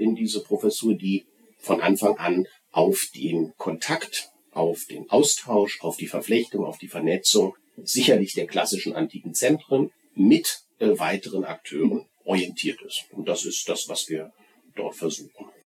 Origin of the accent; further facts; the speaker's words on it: Berlin, Germany; moved away as an adult; now in Bochum, Germany; ich bin in Berlin aufgewachsen und bin dort auch zur Schule gegangen